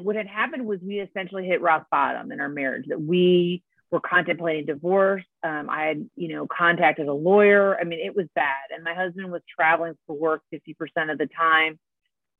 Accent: Detroit, Michigan, United States; also born or lived in Spain / Chicago / New York City / San Francisco; now in Santa Barbara area, United States; I'm originally from Detroit, Michigan

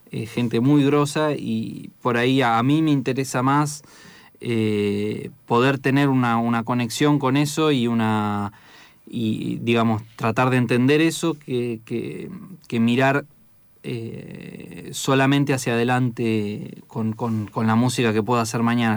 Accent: Chivilcoy, Buenos Aires Province, Argentina; Yo soy de Chivilcoy, que es por ahí cerca

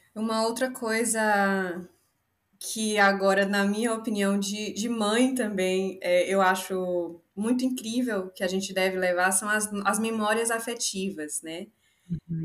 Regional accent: Salvador, Bahia, Brazil; Eu sou de Salvador, eu sou baiana da gema

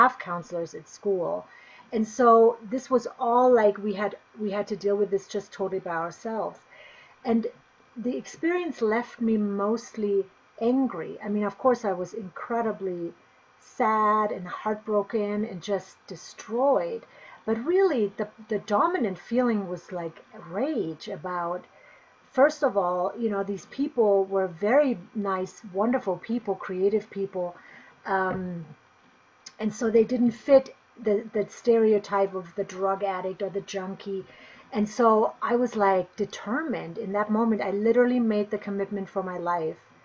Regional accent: Bavaria, Germany; now in Boulder, United States; I grew up in Germany, in Bavaria, so in the southern part of Germany.

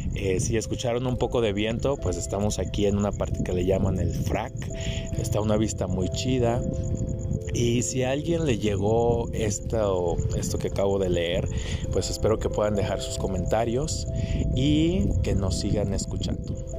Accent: Guadalajara, Jalisco, Mexico; moved away; also born or lived in United States; yo que vengo de Guadalajara, que muchos años viví allá y estuve en Estados Unidos

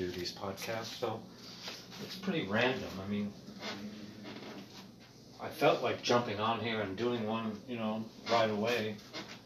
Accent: Middletown, Midwest, United States; I'm a voice from the heartland because I was raised in Middletown, America

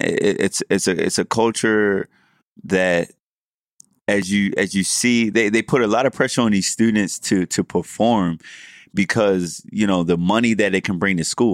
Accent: Baltimore, Maryland, United States; also born or lived in College Park, Maryland; we do this podcast here in D C, I'm from Baltimore

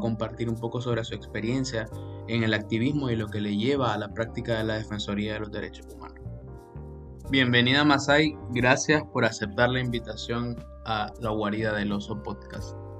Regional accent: Nicaragua; moved away; also born or lived in Honduras / Guatemala / Belize; cuando pueda regresar a, mi país, obvio no solo voy a ir a Nicaragua

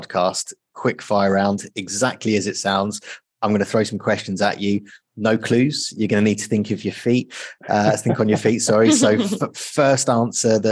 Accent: United Kingdom; as a British person

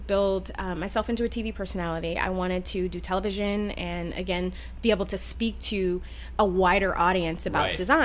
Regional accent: Detroit, Michigan, United States; I grew up in Michigan, in suburban Detroit

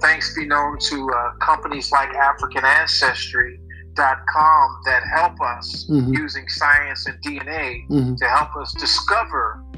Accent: Baltimore, Maryland, United States; moved away as an adult; also born or lived in Columbia, Maryland; now in Ghana; I'm from Maryland. I was born and raised in Baltimore, Maryland

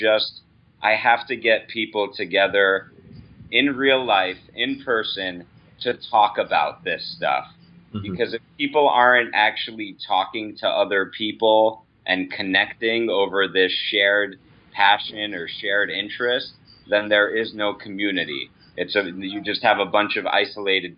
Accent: United States; as an American

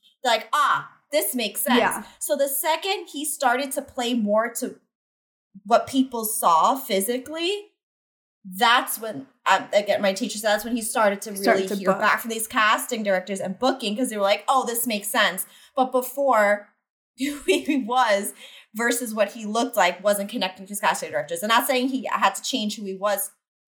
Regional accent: New York City, New York, United States; I'm from Staten Island, New York

